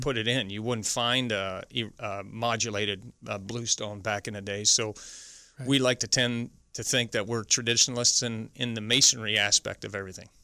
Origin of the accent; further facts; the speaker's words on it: Ottawa, Ontario, Canada; moved away; I'm from Ottawa originally.